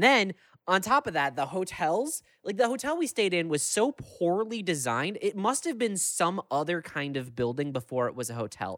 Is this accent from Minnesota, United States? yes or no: yes; Minneapolis–Saint Paul, Minnesota, United States; I'm from the Twin Cities where, like, things are always happening